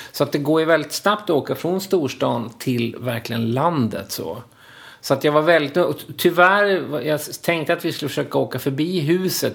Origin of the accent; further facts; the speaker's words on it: Linköping, Östergötland, Sweden; moved away as an adult; now in Stockholm, Sweden; jag kom ju från Linköping